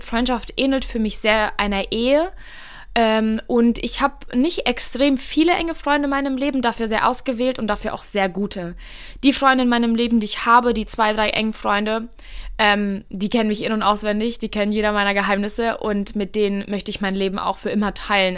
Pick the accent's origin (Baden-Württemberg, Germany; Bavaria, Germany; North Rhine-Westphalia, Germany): Bavaria, Germany; Miltenberg; moved away as an adult; now in Frankfurt, Germany; ich bin äh, in Deutschland geboren, in Miltenberg, in Bayern. Es ist circa eine Stunde von Frankfurt und jetzt lebe ich in Frankfurt seit 2016.